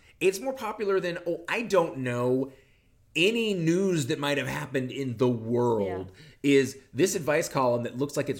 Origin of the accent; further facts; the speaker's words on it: Southeast Coast, United States; now in Chicago, United States; I grew up on the East Coast, the Southeast Coast in the 80s.